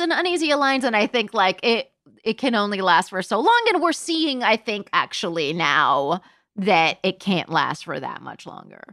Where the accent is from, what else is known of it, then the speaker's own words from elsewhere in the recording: Palm Springs, California, United States; moved away; also born or lived in London; I grew up in Palm Springs, California